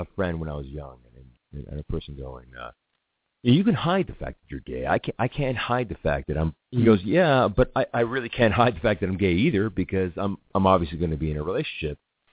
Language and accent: English; United States; Growing up in America